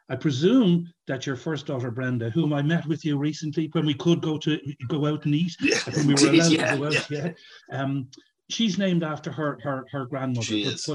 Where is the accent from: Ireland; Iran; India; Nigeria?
Ireland; Dublin, Leinster; I'm from Santry, and I lived very close to the Dowlings.